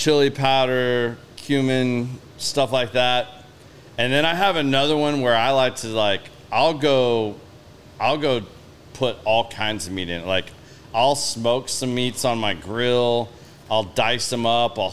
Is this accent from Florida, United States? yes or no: no; Oklahoma, United States; moved away; I'm from Oklahoma originally